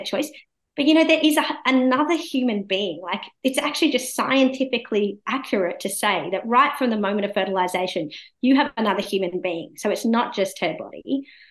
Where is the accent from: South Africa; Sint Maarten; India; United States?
India; now in Australia; the country, you know, that I'm from, India